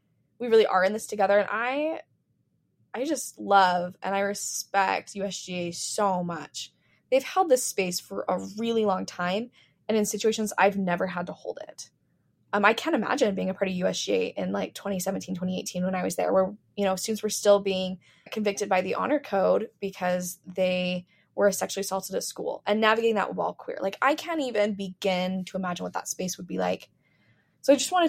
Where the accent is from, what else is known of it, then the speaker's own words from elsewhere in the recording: Medford, Oregon, United States; moved away; also born or lived in Utah; I grew up in Medford, Oregon